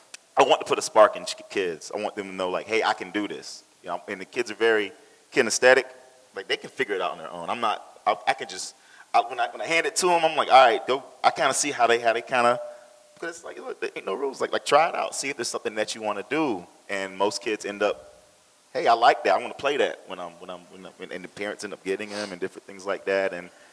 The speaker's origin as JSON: {"language": "English", "town": "Charlotte", "region": "North Carolina", "country": "United States", "said": "when I'm outside of, you know, Charlotte, it's love. But you know, I'm loyal to my city"}